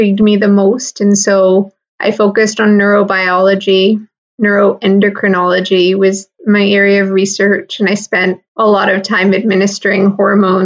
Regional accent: Michigan, United States; I grew up in Michigan in the Midwest.

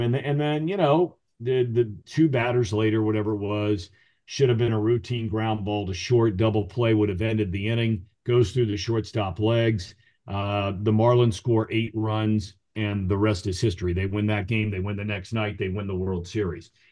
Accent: Ohio, United States; also born or lived in Virginia Beach, Virginia; I grew up in Ohio

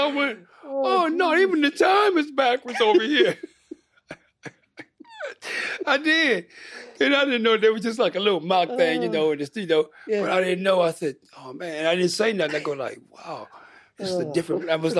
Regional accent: United States; But yeah, yes, man, I'm from America.

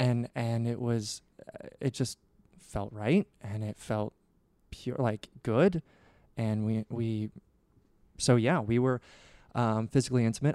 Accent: Nebraska, United States; I grew up in Nebraska

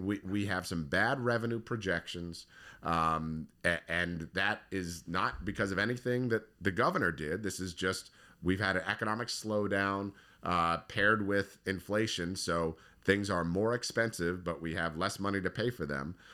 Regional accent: Howard County, Maryland, United States; I grew up in Howard County.

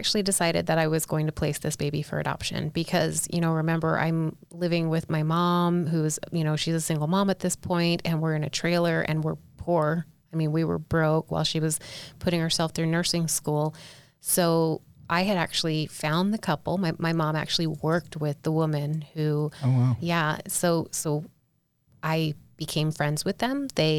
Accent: South Carolina, United States; I grew up LDS in South Carolina

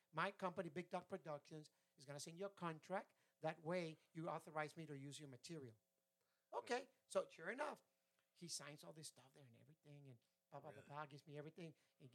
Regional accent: Laredo, Texas, United States; also born or lived in San Antonio, Texas; I'm from Laredo. I was going to move to San Antonio right before I moved over here.

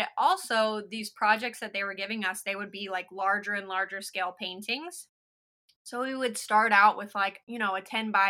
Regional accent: Lakeland, Florida, United States; I am a Lakeland-based artist and muralist. So I grew up in Lakeland

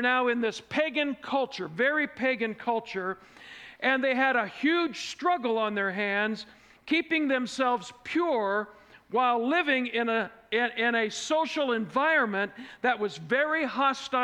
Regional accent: Fort Wayne, Indiana, United States; moved away; my hometown of Fort Wayne, Indiana

